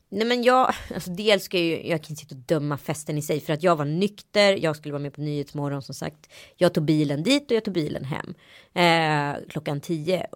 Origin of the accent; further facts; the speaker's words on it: Sweden; moved away; also born or lived in Strömstad / Örebro; jag är ju uppvuxen i Örebro och mm. Strömstad